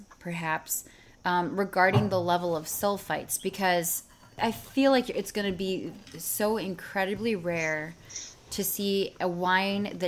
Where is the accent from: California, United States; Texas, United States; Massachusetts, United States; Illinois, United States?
Illinois, United States; Chicago; also born or lived in St. Louis; I'm from Chicago, and so when I went to school in St. Louis